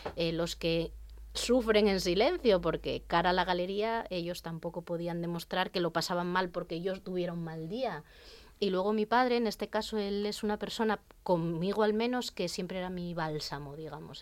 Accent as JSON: {"language": "Spanish", "town": "Serín", "region": "Asturias", "country": "Spain", "said": "yo soy de Serín, y allí en el pueblo pues tenía una vecina"}